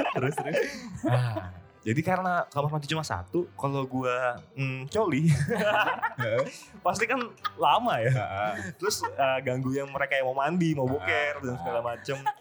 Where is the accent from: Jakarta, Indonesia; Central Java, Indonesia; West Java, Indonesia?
Central Java, Indonesia; Semarang; kami dari Semarang